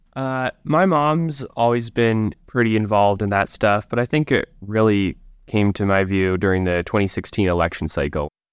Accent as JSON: {"language": "English", "town": "Livingston", "region": "Montana", "country": "United States", "tie": "born or raised there", "said": "I grew up here in Livingston"}